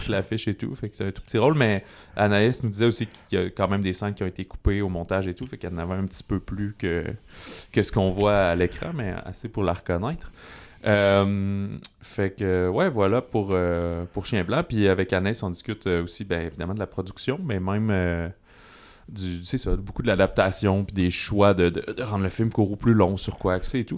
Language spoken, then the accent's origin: French; Canada; en tant que Canadien